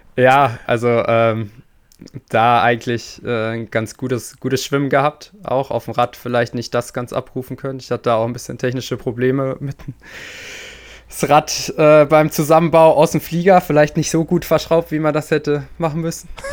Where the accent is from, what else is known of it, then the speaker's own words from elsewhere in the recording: Sauerland, North Rhine-Westphalia, Germany; moved away as an adult; also born or lived in Leipzig / Chemnitz; wir kommen halt beide aus dem Sauerland, so. Wir sind quasi Nachbarn zu Hause